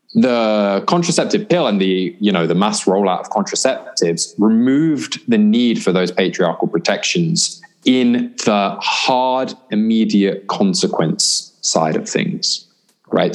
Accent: United Kingdom; by the time I was 16 and growing up in Britain

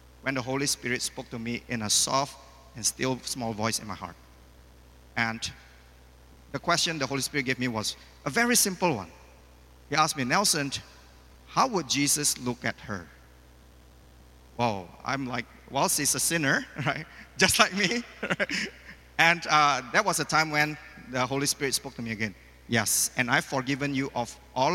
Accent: Medan, North Sumatra, Indonesia; now in Malaysia; I just opened a new business in Medan, my hometown

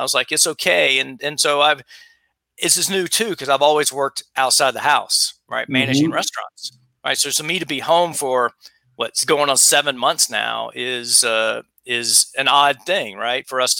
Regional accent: South Carolina, United States; And by the way, I'm married a New Yorker and I'm from South Carolina.

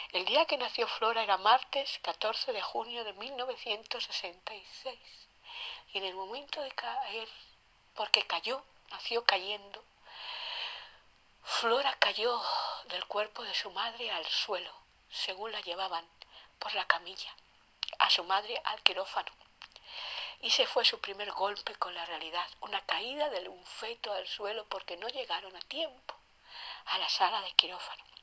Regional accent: Castile and León, Spain; Castilla León de estar con mi novio, pasando la mayor parte del día, pasé por el túnel de una ciudad, mi ciudad natal, de regreso a mi casa

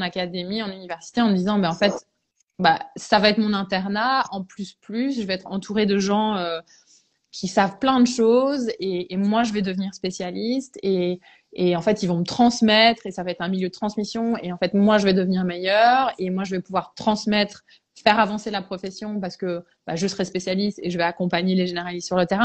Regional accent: Belgium; je suis anglo-belge à la base. Mes parents sont anglais et, et euh, je suis née en Belgique. Donc, moi, j'ai fait mes études en Belgique

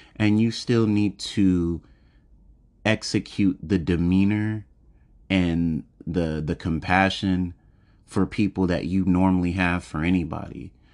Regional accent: United States; I was born and raised in America

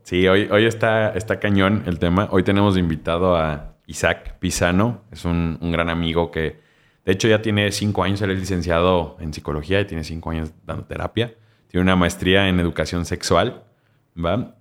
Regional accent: Mexico; como mexicanos

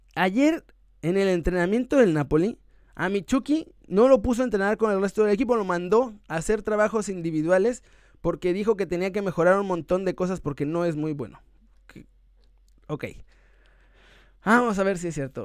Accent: Mexico

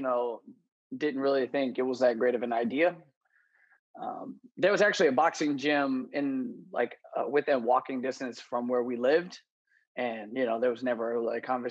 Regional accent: San Francisco Bay Area, California, United States; now in Chicago, United States; I'm from the San Francisco Bay Area in California, but I actually live in Chicago, Illinois

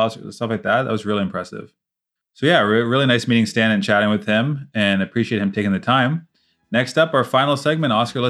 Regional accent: Canada; We're Canadian. We're the nicest people around.

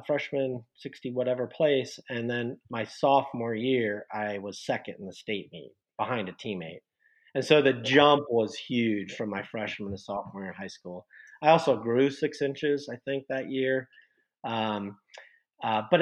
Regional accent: Westerville, Ohio, United States; moved away; also born or lived in Bloomington, Indiana; I actually grew up in Columbus, Ohio, or suburb of Columbus, Ohio, Westerville

